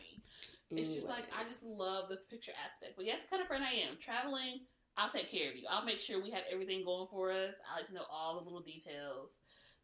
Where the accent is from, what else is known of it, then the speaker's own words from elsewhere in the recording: South Carolina, United States; we're from South Carolina